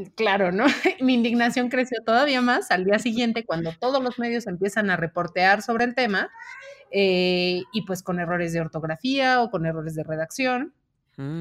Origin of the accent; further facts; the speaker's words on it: Mexico; yo como mexicana